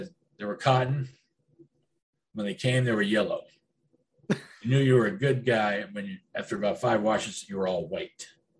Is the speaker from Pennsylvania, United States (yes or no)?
no; Cincinnati, Ohio, United States; born there; moved away; also born or lived in California; Yeah, I was born in Cincinnati.